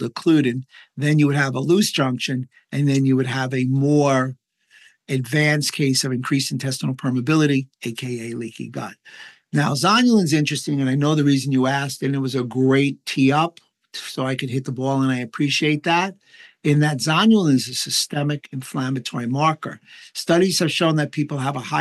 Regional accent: New York, United States; I'm from New York

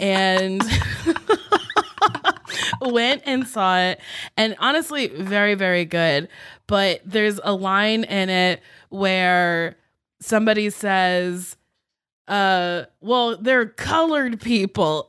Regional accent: East Coast, United States; I grew up on the East Coast

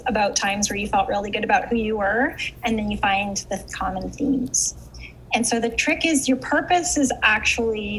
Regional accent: Canada; I'm from Canada.

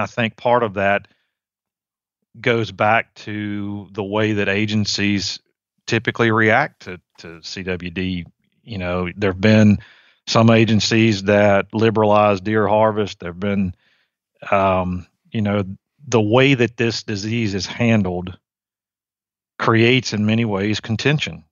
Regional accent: Virginia, United States; moved away as an adult; also born or lived in Mississippi; now in Georgia, United States; I grew up in Virginia. I was a, um, I was a suburban kid

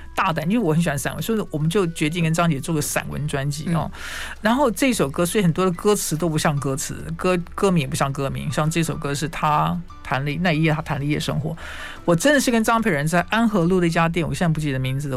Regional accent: Taiwan; 我们在台湾长大的孩子

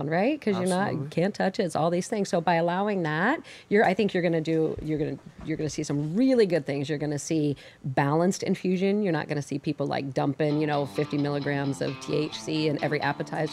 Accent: Seattle, Washington, United States; I'm from Seattle, live in Seattle now

